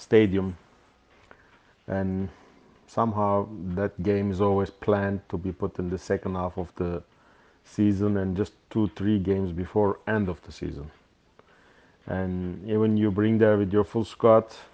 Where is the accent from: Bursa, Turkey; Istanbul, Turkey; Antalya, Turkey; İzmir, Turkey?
İzmir, Turkey; İzmir, my hometown